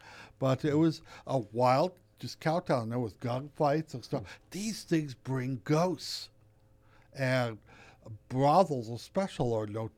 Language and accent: English; California, United States; the state of California, which is my home state and where I know and work.